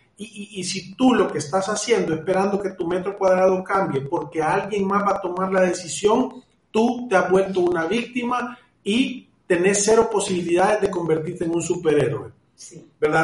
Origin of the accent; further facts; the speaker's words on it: El Salvador; como los salvadoreños que somos